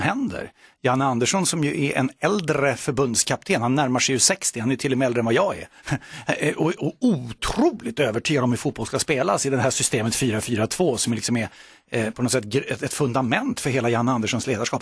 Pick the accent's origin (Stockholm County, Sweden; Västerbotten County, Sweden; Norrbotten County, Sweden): Stockholm County, Sweden; Solna; Friends Arena är väldigt nära där jag växte upp